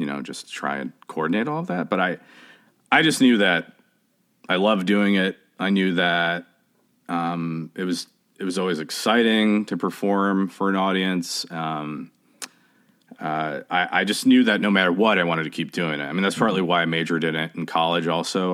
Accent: Chicago, Illinois, United States; also born or lived in Oak Park, Illinois; I grew up in Chicago. I actually grew up between Chicago and Oak Park, Illinois

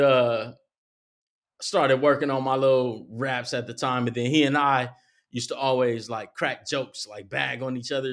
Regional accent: Compton, California, United States; I was born in Compton, and my first part of my life was, uh, in Compton

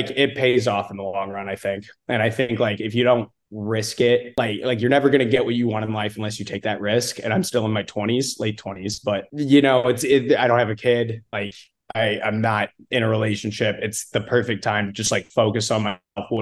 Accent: St. Louis, Missouri, United States; also born or lived in Austin, Texas; now in Dallas, United States; So I'm from St. Louis originally.

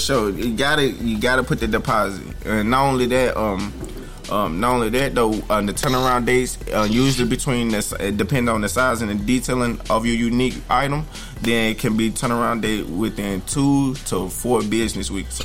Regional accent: Alabama, United States; also born or lived in Memphis, Tennessee; I'm originally from Memphis, Tennessee. Um, I grew up in Alabama, so I'm a little cornbread fed

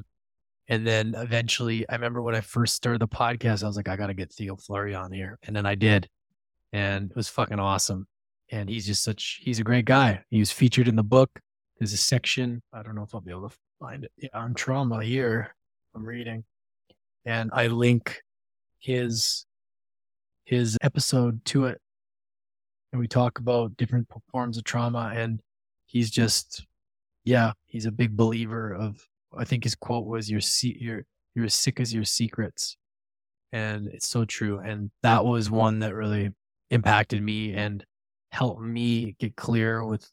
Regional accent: Edmonton, Alberta, Canada; moved away; my hometown of Edmonton, Alberta, where I'm in right now, visiting my mom.

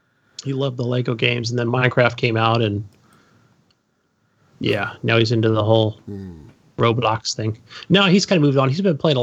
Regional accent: California, United States; I'm from California.

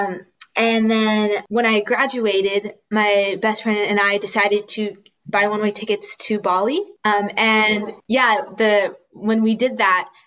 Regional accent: California, United States; moved away as an adult; now in Spain; I'm originally from California, and I was born and raised there. But right now I'm in Spain

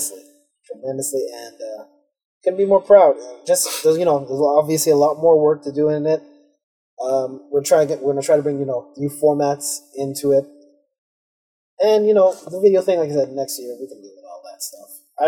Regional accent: Canada; if anyone didn't know, we're from Canada, so I'm just making that clear.

